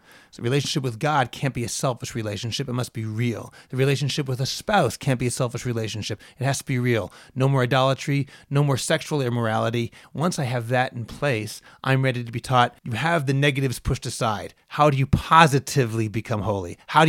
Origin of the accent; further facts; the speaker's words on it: Boston, Massachusetts, United States; I'm from Boston, man.